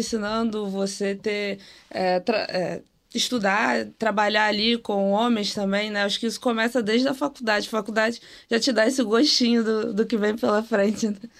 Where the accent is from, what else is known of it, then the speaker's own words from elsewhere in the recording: Rio de Janeiro, Brazil; tenho 25 anos, sou aqui do Rio de Janeiro